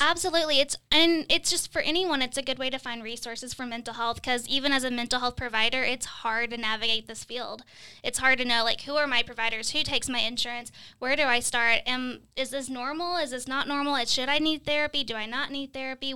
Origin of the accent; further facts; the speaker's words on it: Kentucky, United States; now in Midwest, United States; I'm from Kentucky and we say E R. We, I've never heard E D till I moved to the Midwest